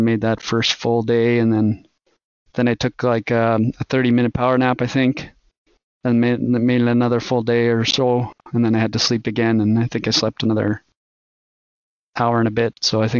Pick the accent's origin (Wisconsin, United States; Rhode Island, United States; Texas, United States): Texas, United States; El Paso; I guess growing up near the Rockies, El Paso being the very southern tip of the Rockies, it just called me there.